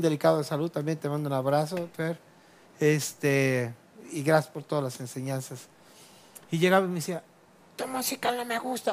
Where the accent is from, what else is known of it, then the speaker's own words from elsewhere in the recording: Guadalajara, Jalisco, Mexico; now in Cancún, Mexico; Yo nací aquí, en Guadalajara.